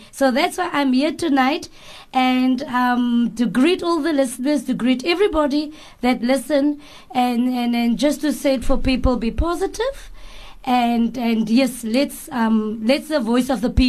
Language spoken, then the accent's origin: English; Cape Town, Western Cape, South Africa; also born or lived in Ravensmead; Well, I'm born in Riverton, grew up in Leonsdale. Those days it was Losables. I grew up there